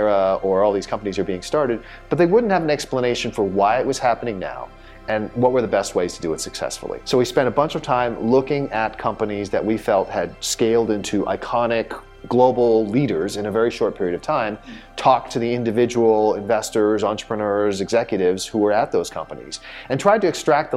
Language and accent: English; Southern California, United States; born or raised there; moved away as an adult; also born or lived in Silicon Valley